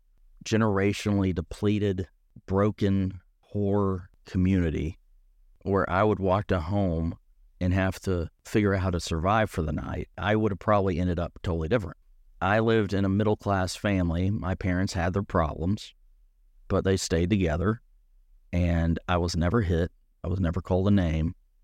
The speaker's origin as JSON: {"language": "English", "region": "Tennessee", "country": "United States", "tie": "born or raised there", "said": "growing up in East Tennessee, being a theater student, you can imagine"}